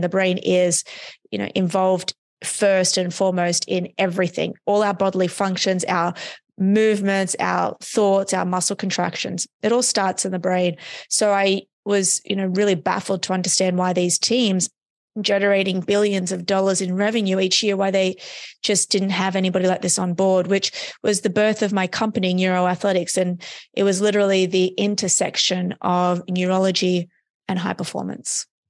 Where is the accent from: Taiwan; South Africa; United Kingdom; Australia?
Australia; moved away as an adult; now in United States; I'm from Australia, um, So, I was living in Australia at the time